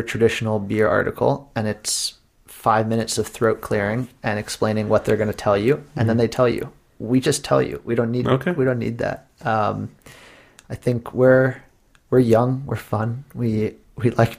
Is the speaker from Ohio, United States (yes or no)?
no; Pittsburgh, Pennsylvania, United States; I'm from Pittsburgh.